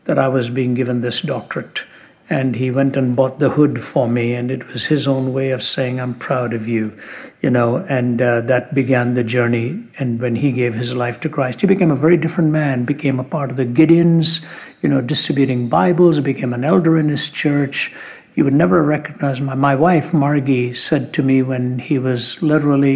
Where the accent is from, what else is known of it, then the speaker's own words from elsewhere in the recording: India; When I was born in India